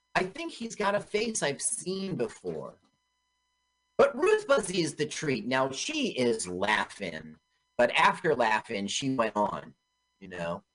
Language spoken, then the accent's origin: English; Los Angeles, California, United States; I grew up in Los Angeles